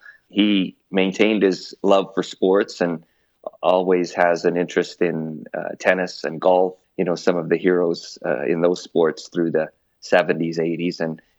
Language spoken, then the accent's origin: English; Biggar, Saskatchewan, Canada; moved away as an adult; also born or lived in London, England; now in Alberta, Canada; I moved from London, England to Bigger, Saskatchewan in the early 70s